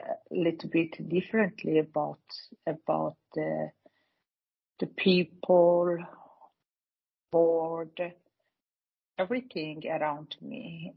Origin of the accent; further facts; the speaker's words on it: Iran; English is a second language; moved away as an adult; now in Sweden; I'm coming originally from Iran. I came to Sweden at 1987. And that was 25 years ago with two children and my husband